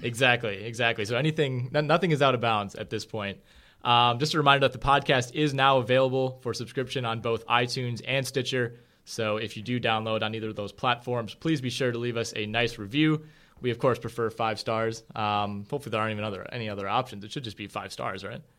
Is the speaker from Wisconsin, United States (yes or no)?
yes; Green Bay, Wisconsin, United States; born and raised in Green Bay, Wisconsin